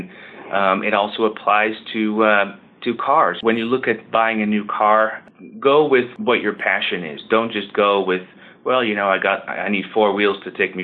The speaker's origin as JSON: {"language": "English", "country": "Netherlands", "tie": "born or raised there", "moved": "as an adult", "lives_now": "Georgia, United States", "said": "I grew up in the Netherlands"}